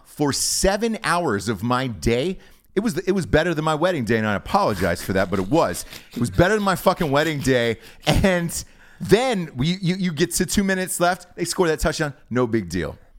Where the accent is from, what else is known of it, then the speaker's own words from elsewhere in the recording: Atlanta, Georgia, United States; I'm from Atlanta